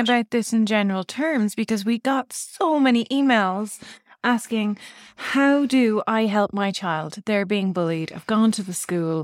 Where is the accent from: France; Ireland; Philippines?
Ireland; Navan, Leinster; moved away; also born or lived in England; I grew up in Navan